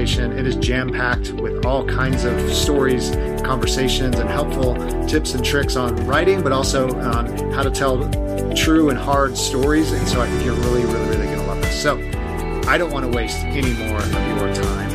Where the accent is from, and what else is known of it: Long Beach, California, United States; born or raised there; also born or lived in Los Angeles